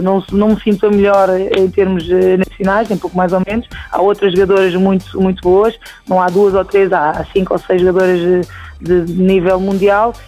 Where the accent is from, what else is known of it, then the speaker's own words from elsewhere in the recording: Portugal; sou português